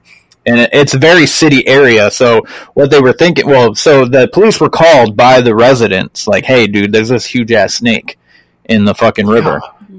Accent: Maine, United States; I'm from Maine

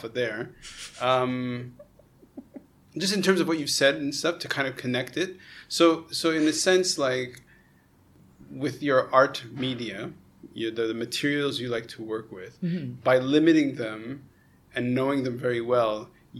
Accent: Montreal, Quebec, Canada; now in Hong Kong; I'm a Canadian from Montreal

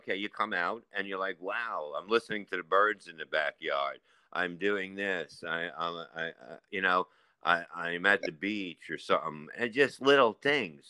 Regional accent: New York City, New York, United States; I grew up in Staten Island when it was nothing.

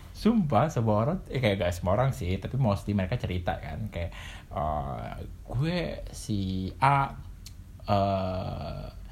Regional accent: Jakarta, Indonesia; gue besar dan tinggal di Jakarta walaupun pernah di luar kota

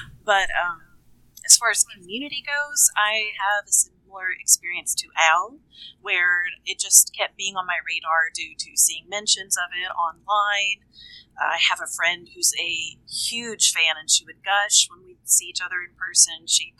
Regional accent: Kentucky, United States; now in Nashville, United States; I'm from Kentucky, and I live in Nashville, Tennessee now

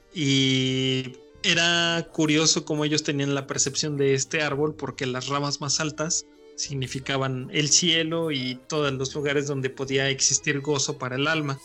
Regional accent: Mexico; somos todos mexicanos

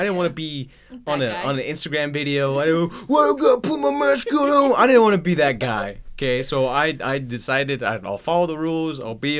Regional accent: Idaho, United States; hey, I'm from Idaho

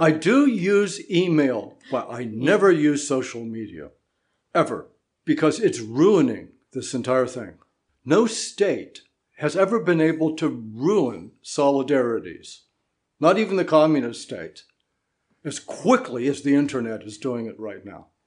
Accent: United States; also born or lived in New Jersey; I am an American, a citizen of New Jersey

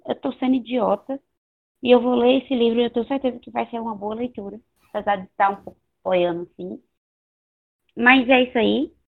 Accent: Northeast Region, Brazil; eu sou nordestina

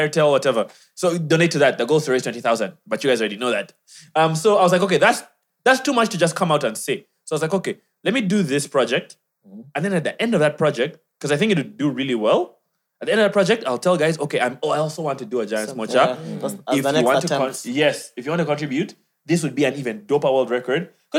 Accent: Kenya; By the way, I'm also Kenyan.

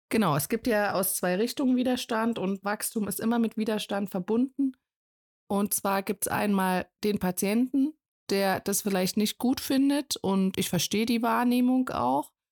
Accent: Thuringia, Germany; bei uns in Thüringen

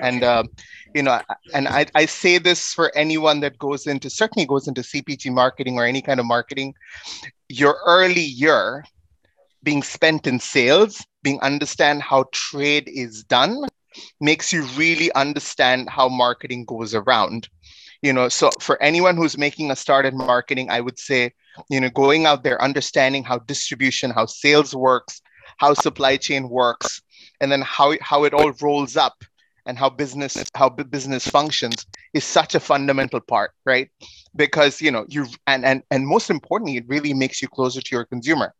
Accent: India; I come from India

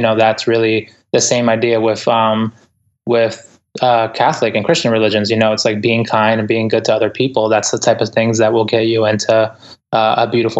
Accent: Ecuador; English is a second language; now in United States; I'm an immigrant. Like, I came from Ecuador. English is my second language. And, you know, the way I grew up in the inner city.

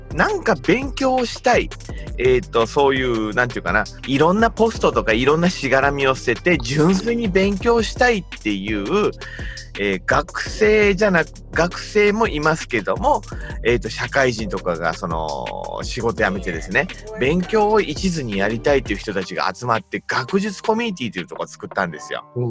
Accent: Nagasaki, Japan; moved away; 僕、長崎なんですけど

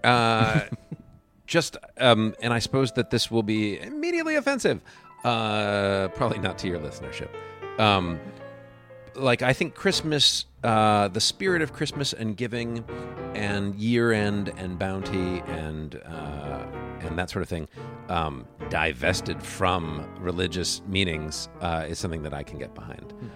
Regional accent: Buffalo, New York, United States; moved away as an adult; also born or lived in Grand Rapids, Michigan / Detroit, Michigan; I grew up in Buffalo, New York

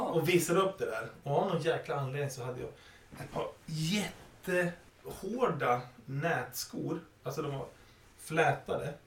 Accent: Sweden; när jag var liten och vi flyttade ut på landet till min hemby Valne

